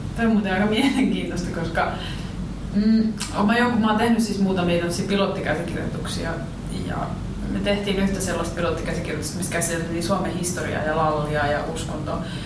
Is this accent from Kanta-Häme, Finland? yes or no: yes; Riihimäki, Kanta-Häme, Finland; now in Helsinki, Finland; mä oon Riihimäeltä tai asun Helsingin, mutta mä oon Riihimäeltä